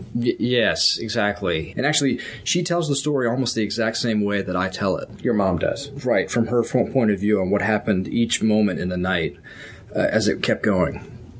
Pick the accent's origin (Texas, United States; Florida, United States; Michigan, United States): Texas, United States; also born or lived in Virginia; I was born in Virginia, and uh, in 1969, and we moved to Texas in 1977